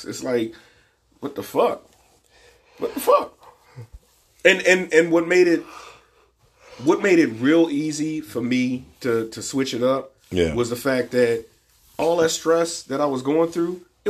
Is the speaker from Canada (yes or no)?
no; Cleveland, Ohio, United States; I'm from Cleveland.